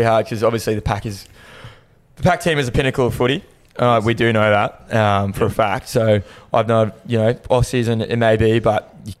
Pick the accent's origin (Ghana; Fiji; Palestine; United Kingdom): Fiji; Navunivi, Western Division; But I'm from Ra, or Navu Nivi is the village in Ra.